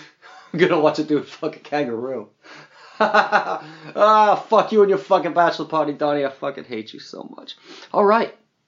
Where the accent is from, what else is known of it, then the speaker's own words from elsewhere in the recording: Boston, Massachusetts, United States; accent: Boston; That question was for me and my Boston accent.